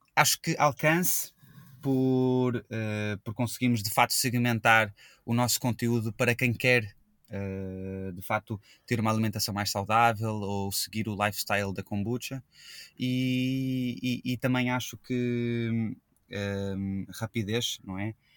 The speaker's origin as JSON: {"language": "Portuguese", "region": "Rio de Janeiro", "country": "Brazil", "tie": "born or raised there", "also_born_or_lived": "Australia", "moved": "as an adult", "lives_now": "Portugal", "said": "Eu, eu sou português, nasci em Portugal, fui para o Rio de Janeiro quando eu tinha 6 anos, então eu cresci e vivi a minha vida toda no Brasil"}